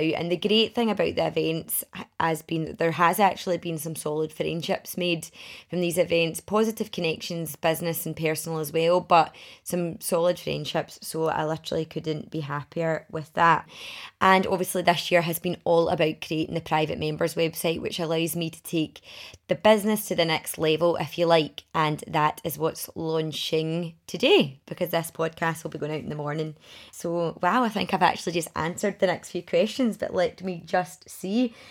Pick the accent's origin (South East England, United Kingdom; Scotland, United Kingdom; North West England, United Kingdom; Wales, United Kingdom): Scotland, United Kingdom; Milngavie; also born or lived in Glasgow / Edinburgh; I grew up in Mulgye